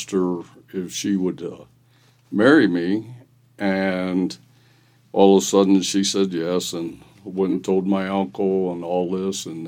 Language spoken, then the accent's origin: English; Bonne Terre, Missouri, United States; I was born in Bon Terre, Missouri in 1952, and I grew up in a family that were farmers, stuff like that, and so raised on a farm quite a bit